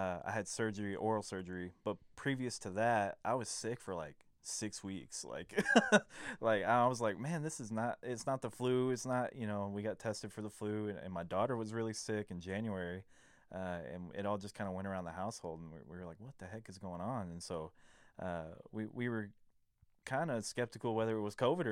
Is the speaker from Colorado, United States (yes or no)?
no; Arlington, Texas, United States; I was born in Matlock, South Arlington. We lived there for probably about 9 to 10 years